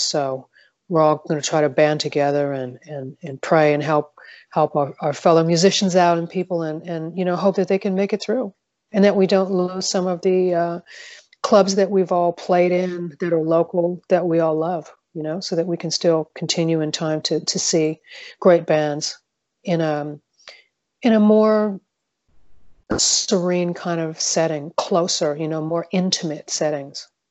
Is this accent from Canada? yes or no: yes; Montreal, Quebec, Canada; now in Southern California, United States; I grew up in Montreal, Quebec.